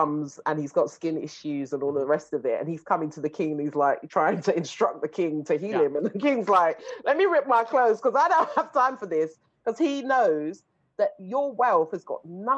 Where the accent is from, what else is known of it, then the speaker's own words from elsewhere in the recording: London, United Kingdom; I come from Shepherd's Bush, you know, and Harlesden and all of these places. These were the places that you were running up and down